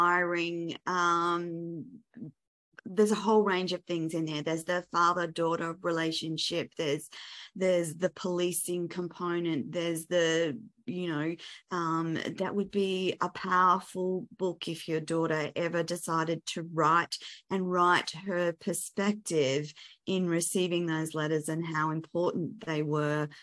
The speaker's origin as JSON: {"language": "English", "country": "Australia", "said": "I'm an Australian."}